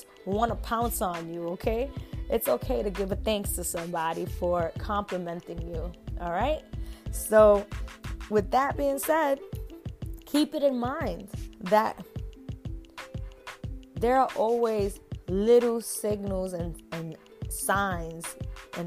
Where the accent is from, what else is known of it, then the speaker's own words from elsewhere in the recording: New York, United States; I'm from New York